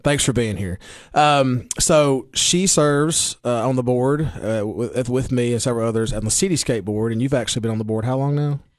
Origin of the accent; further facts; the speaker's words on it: Baxter, Tennessee, United States; I'm from Putnam County or Baxter or Clover